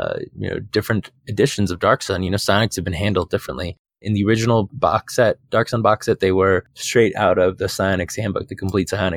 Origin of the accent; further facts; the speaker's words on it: Phoenix, Arizona, United States; moved away; I'm from Phoenix, from Arizona. And so like I lived in the desert for 30 years